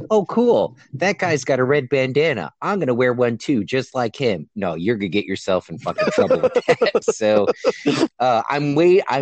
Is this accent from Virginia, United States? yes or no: yes; Newport News, Virginia, United States; We're all from Newport News. Exactly. I grew up in downtown Newport News, and somehow I survived.